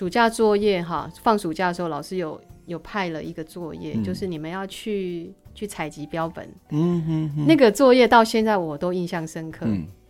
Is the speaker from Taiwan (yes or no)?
yes; Minxiong, Chiayi County, Taiwan; 是是，我是原住民，